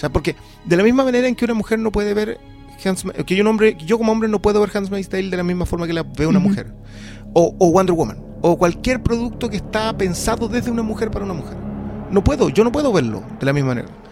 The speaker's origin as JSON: {"language": "Spanish", "country": "Peru", "moved": "yes", "lives_now": "Chile", "said": "yo soy de Perú"}